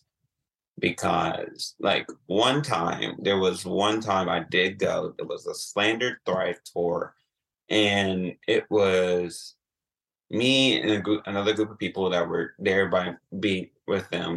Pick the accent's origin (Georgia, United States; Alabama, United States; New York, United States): Georgia, United States; Atlanta; now in Columbus, United States; I'm originally from Atlanta